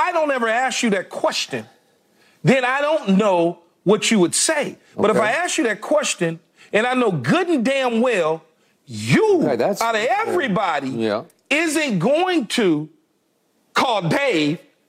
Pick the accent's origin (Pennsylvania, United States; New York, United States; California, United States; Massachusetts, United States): California, United States; Los Angeles; It was about me growing up in South Los Angeles, which at the time was South Central LA, but now it's renamed South Los Angeles.